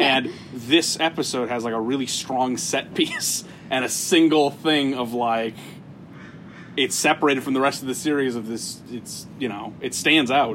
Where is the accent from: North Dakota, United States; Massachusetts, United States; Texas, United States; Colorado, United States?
North Dakota, United States; Fargo; moved away; I am from Fargo, North Dakota